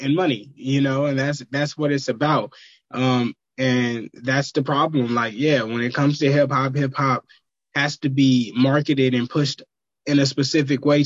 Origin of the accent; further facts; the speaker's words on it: Vallejo, California, United States; I'm from Vallejo